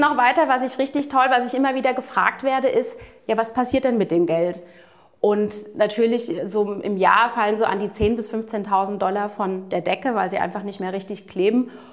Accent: United States; also born or lived in Florida; ich bin gebürtige Amerikanerin

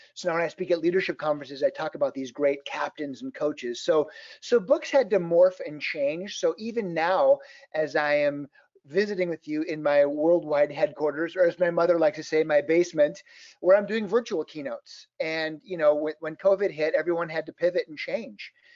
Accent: Fairmont, Minnesota, United States; I grew up in a little town called Fairmont, Minnesota, about six miles from the Iowa border

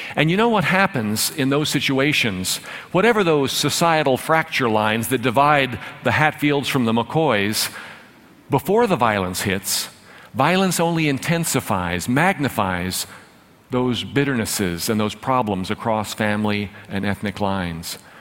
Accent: Dallas, Texas, United States; I grew up with a silver spoon in my mouth. I'm from North Dallas

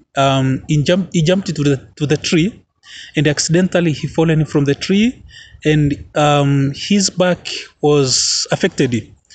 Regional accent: Arusha, Tanzania; I'm from Arusha, Tanzania

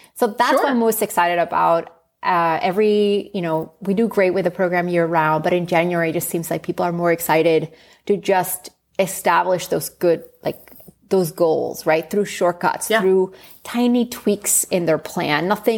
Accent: Spain; it reminds me of growing up in Spain and just a 20-minute chicken dish, you know.

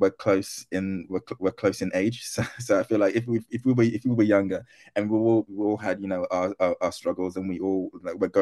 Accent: United Kingdom; first language Twi; also born or lived in Wales; I was born in Britain

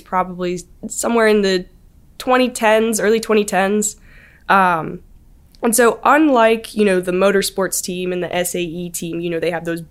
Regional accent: Auburn, Alabama, United States; I'm from Auburn.

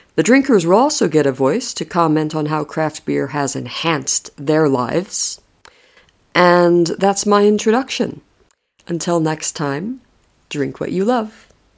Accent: United States; moved away as an adult; now in Madrid, Spain; I'm American originally

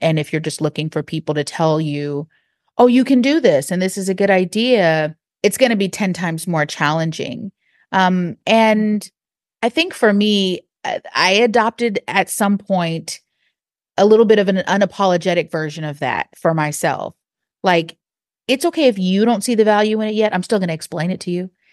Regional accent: Seattle, Washington, United States; also born or lived in Texas; now in Atlanta, United States; I'm not from Atlanta originally. I'm from a part of Seattle, Washington, and in the Central District where I was raised

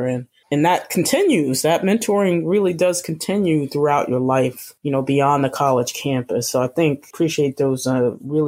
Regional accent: New Jersey, United States; moved away as an adult; now in Boston, United States; I'm from New Jersey, moving to Boston

